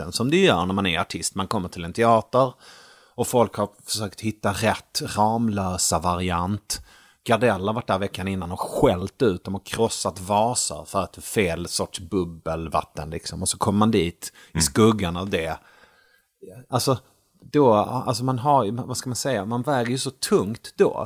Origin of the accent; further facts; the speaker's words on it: Malmö, Skåne, Sweden; moved away as an adult; also born or lived in Gothenburg / Sunne, Värmland; now in Stockholm, Sweden; växte jag upp i Malmö